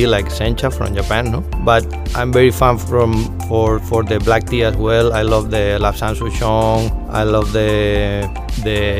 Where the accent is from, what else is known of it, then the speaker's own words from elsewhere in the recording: Canary Islands, Spain; English is a second language; moved away as an adult; now in Koh Samui, Thailand; I'm coming from Canary Island, a small island in Spain